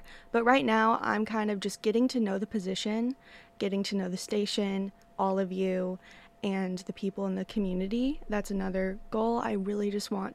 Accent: Pasco, Washington, United States; moved away as an adult; also born or lived in Pullman, Washington / Pacific County, Washington; I grew up in Pasco, Washington, which is a little town in eastern Washington, very beige, very desert.

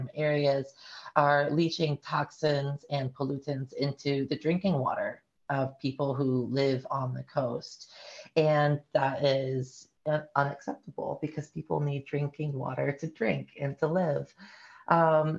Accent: Appalachia, North Carolina, United States; now in Oregon, United States; I'm not from Oregon originally. I'm from Appalachia, North Carolina

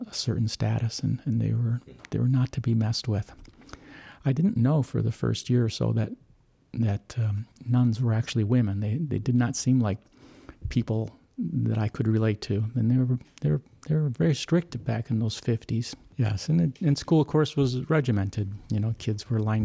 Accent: St. Paul, Minnesota, United States; I was born in St. Paul, Minnesota

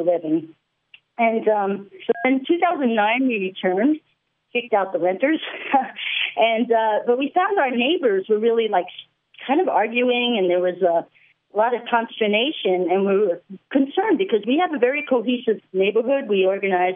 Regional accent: New York, United States; moved away as an adult; now in La Grande, United States; I grew up in New York

